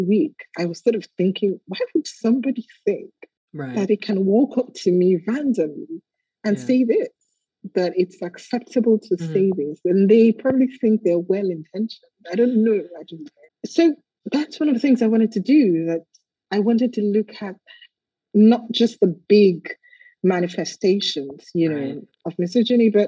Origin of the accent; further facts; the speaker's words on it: Nigeria; as a young girl growing up in Nigeria